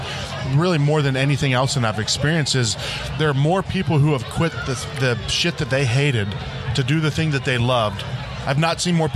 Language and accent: English; Youngstown, Ohio, United States; also born or lived in Pittsburgh; It was Ohio, right on the border, Youngstown, Ohio area.